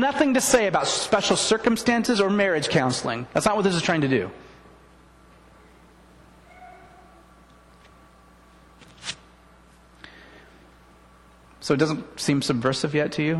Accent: the Northwest, Pacific Northwest, United States; I'm from the Northwest.

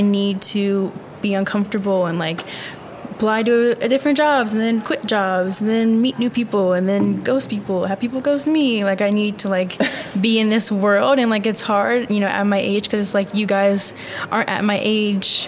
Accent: Virginia, United States; moved away as an adult; now in Tucson, United States; I'm from Virginia

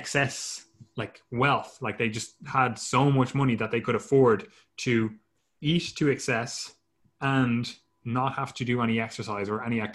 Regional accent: Ireland; we're Irish.

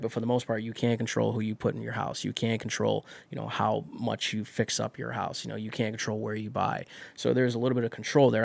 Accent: Elyria, Ohio, United States; also born or lived in Las Vegas, Nevada; now in Cleveland, United States; I grew up in Elyria

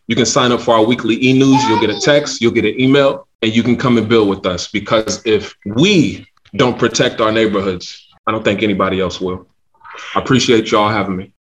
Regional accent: Louisville, Kentucky, United States; I'm originally from the Parkland neighborhood

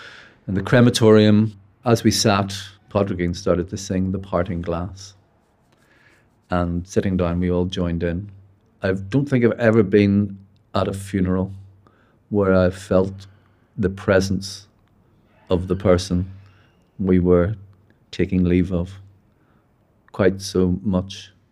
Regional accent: Belfast, Northern Ireland, United Kingdom; I'm a writer from Belfast.

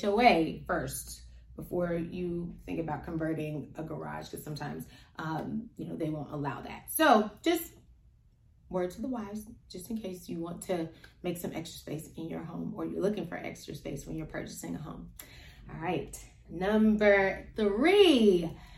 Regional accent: Cincinnati, Ohio, United States; moved away as an adult; now in Las Vegas, United States; we're from Cincinnati

